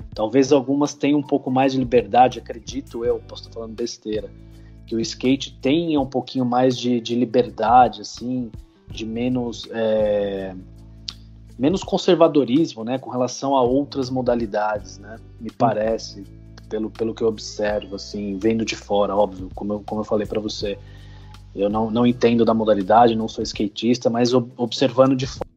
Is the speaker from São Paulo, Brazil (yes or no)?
yes; São Paulo, Brazil; A gente é de São Paulo